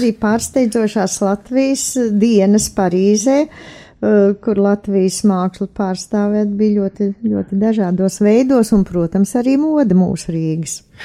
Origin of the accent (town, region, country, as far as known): Latvia